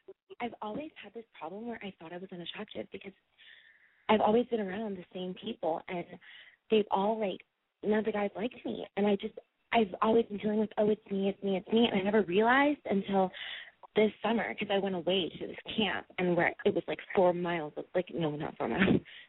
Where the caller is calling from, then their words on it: San Francisco, California, United States; San Francisco, around the Bay Area.